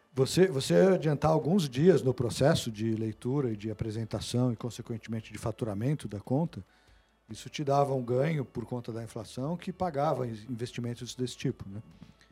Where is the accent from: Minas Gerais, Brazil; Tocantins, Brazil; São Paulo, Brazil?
São Paulo, Brazil; São José dos Campos; also born or lived in Santos; nasci em São José dos Campos, é, Vale do Paraíba ali